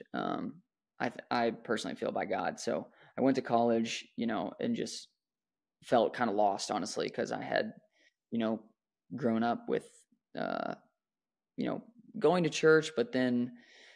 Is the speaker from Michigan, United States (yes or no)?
no; Dallas, Texas, United States; I was born in the Dallas, Texas area to two awesome parents